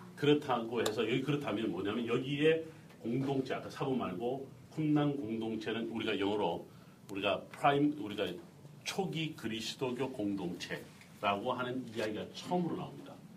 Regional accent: South Korea; 우리 한국 사람들이

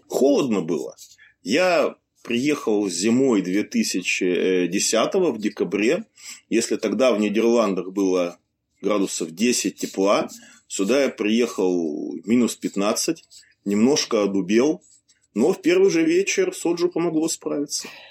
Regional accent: Siberia, Russia; moved away; Я вот родился в Сибири, поэтому Хакасская национальная республика, как там ее называют, была совсем рядом.

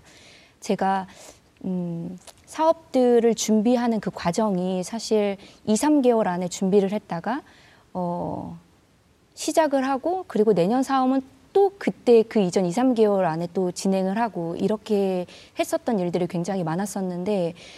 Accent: Haenam, South Jeolla, South Korea; moved away; 제 땅끝 마을, 제 고향으로 다시 돌아가서

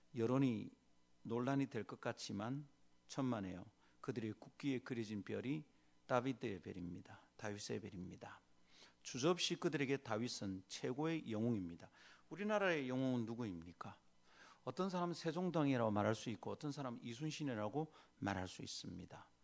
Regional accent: South Korea; 유교적 정황인 한국에서 태어나서 산

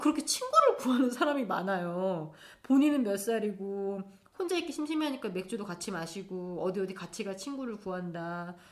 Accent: South Korea; first language Korean; moved away as an adult; now in Berlin, Germany; 모국어가 한국어이고 한국 부모 밑에서 자라서 한국 사람들하고만 어울려다가 하, 한국에서 살았을 때도

